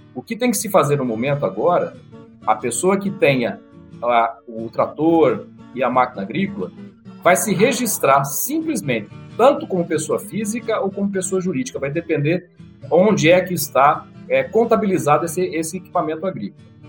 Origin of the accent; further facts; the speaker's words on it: Catanduva, São Paulo, Brazil; now in Uberlândia, Brazil; Eu estou em Uberlândia, eu sou natural de Catanduva, interior de São Paulo